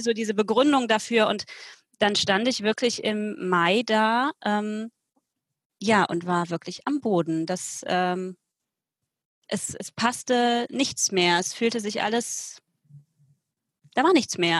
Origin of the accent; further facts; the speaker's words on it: Cologne, North Rhine-Westphalia, Germany; Ich komme aus Köln, aus dem Kölner Westen